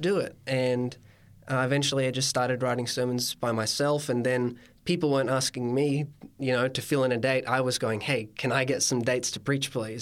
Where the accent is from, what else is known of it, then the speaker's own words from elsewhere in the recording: Coffs Harbour, New South Wales, Australia; I'm from the Banana Coast, Coffs Harbour itself